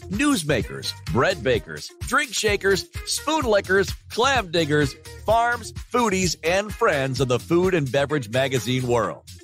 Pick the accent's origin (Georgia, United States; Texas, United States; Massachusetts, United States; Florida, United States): Massachusetts, United States; Boston; I can't hear you, but I'm from Boston and I can hear you.